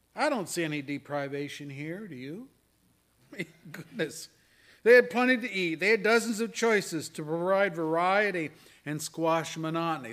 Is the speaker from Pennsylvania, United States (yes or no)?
yes; Pennsylvania, United States; moved away; When I was a kid growing up in Pennsylvania, our town had the Susquehanna River flowing